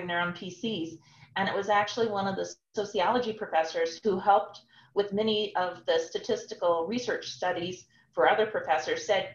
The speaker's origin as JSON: {"language": "English", "town": "Omaha", "region": "Nebraska", "country": "United States", "tie": "born or raised there", "moved": "as an adult", "said": "I'm originally from Omaha, Nebraska. I grew up there."}